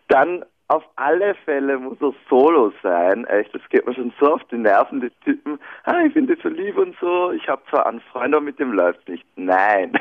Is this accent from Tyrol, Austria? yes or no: no; Burgenland, Austria; Ich komme aus dem Burgenland, bin 29 Jahre